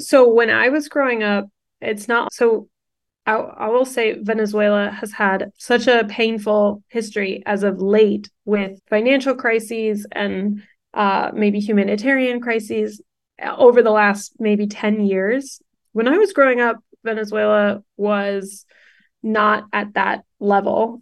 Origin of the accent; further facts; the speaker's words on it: Houston, Texas, United States; also born or lived in California / New York; We grew up in Houston, Texas